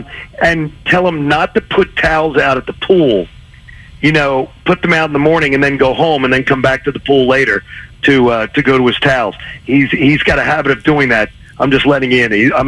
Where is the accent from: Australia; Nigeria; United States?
United States; Philadelphia, Pennsylvania; born or raised there; moved away as an adult